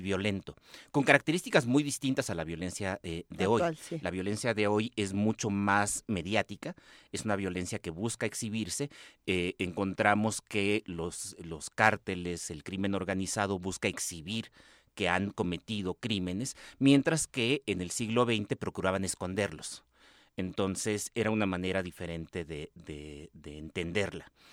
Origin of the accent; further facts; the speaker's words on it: northern Mexico, Mexico; soy del norte de México